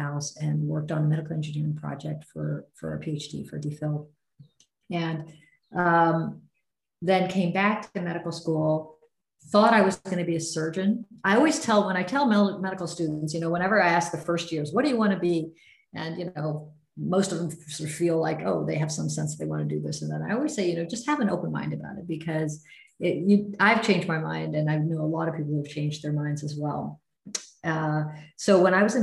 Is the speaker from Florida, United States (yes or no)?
no; Norman, Oklahoma, United States; I grew up in Norman, Oklahoma, went to a public high school